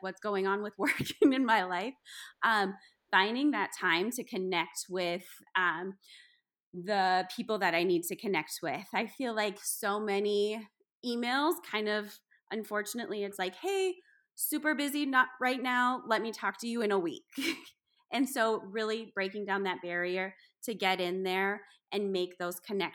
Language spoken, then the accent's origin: English; South Dakota, United States; I'm from South Dakota